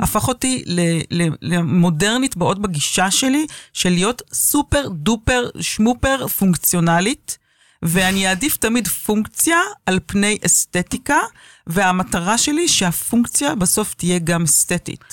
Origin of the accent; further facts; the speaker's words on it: Tel Aviv, Tel Aviv District, Israel; נולדתי בתל אביב וגדלתי בתל אביב